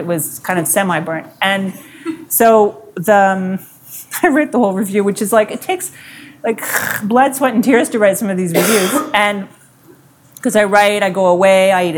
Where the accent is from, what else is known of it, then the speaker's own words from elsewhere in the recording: Montreal, Quebec, Canada; I'm English growing up in Montreal